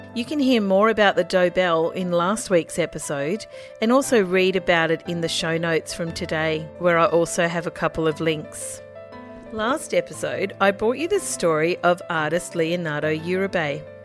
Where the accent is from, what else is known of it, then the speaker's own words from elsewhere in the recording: Central Coast, New South Wales, Australia; I grew up on the Central Coast